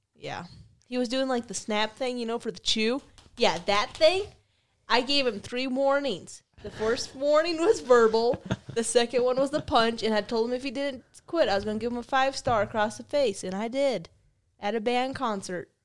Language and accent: English; Pierre, South Dakota, United States; accent: West River; growing up in Pier, I had the West River accent